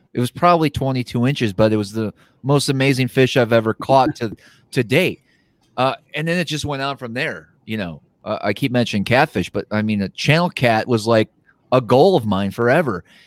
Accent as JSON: {"language": "English", "region": "Wisconsin", "country": "United States", "tie": "born or raised there", "said": "I grew up fishing, I grew up in Wisconsin"}